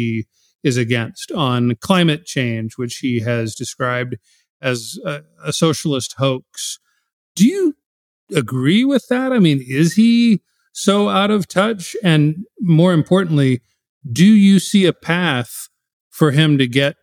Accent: United States; as an American

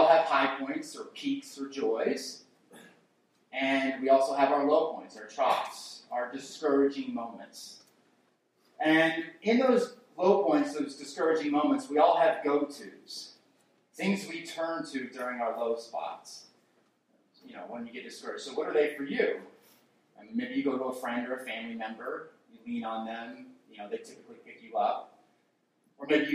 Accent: New Jersey, United States; moved away; I'm from New Jersey

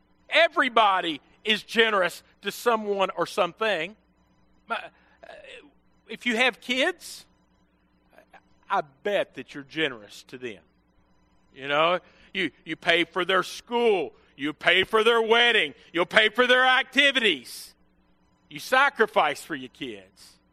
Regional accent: Western Kentucky, United States; moved away; I was from Western Kentucky

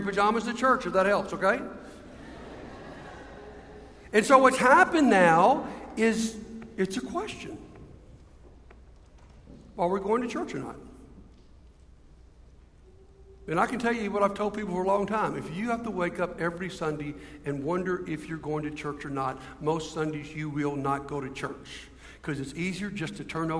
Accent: Montgomery, Alabama, United States; I'm from Montgomery

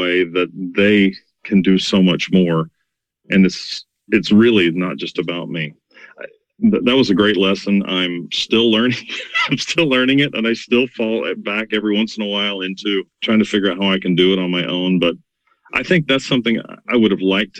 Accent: Norman, Oklahoma, United States; I grew up in Norman, Oklahoma

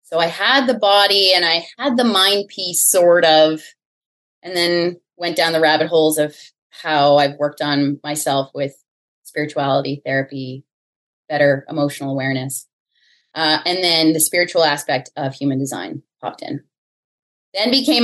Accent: Ontario, Canada; moved away; also born or lived in Winnipeg / Toronto; I'm originally from Ontario, Canada

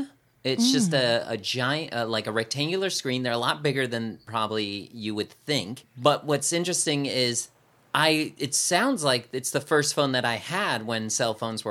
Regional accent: California, United States; I'm born and raised in California.

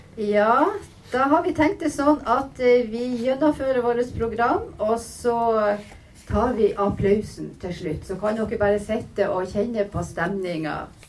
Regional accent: Kilbotn, Troms, Norway; det er altså av heimbygda mi. Kilbotn heter den

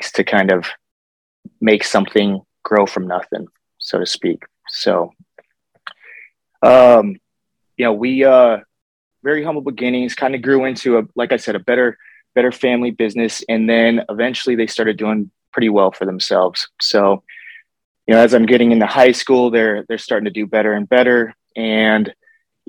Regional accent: Bellevue, Colorado, United States; also born or lived in Fort Collins, Colorado; we moved from Fort Collins out to Bellevue. So we went from a small town to like very, very rural small town

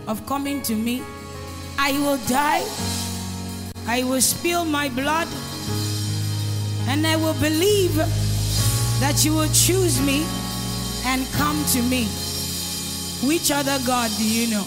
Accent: Edo, Nigeria; I come from Edo State

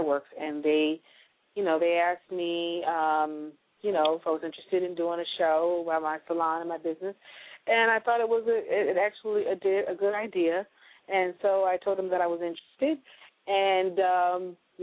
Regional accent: Chicago, Illinois, United States; now in Los Angeles, United States; I'm originally from Chicago, Illinois

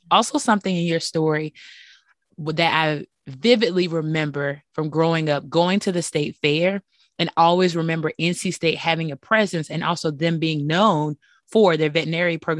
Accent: Bunn, North Carolina, United States; I'm from Bunn, North

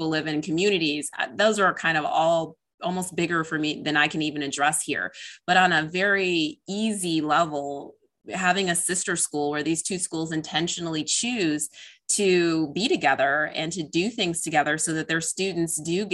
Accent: Illinois, United States; I'm actually from Illinois

